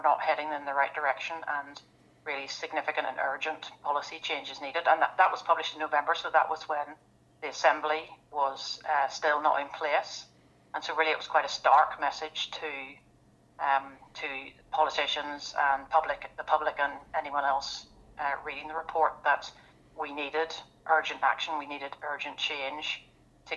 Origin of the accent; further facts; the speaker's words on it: Belfast, Northern Ireland, United Kingdom; moved away as an adult; also born or lived in England; I grew up in Northern Ireland in Belfast and then studied over in England